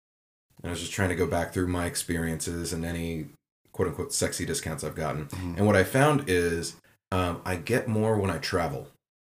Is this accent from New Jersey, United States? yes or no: no; Texas, United States; accent: Texas; and especially if I'm drinking, my Texas accent will come out. And I'll start to have that Southern drawl